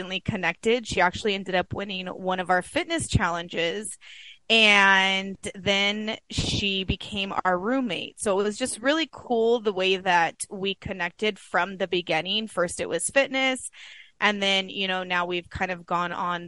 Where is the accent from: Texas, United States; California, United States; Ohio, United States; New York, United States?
California, United States; moved away as an adult; now in Arizona, United States; we were born and raised in California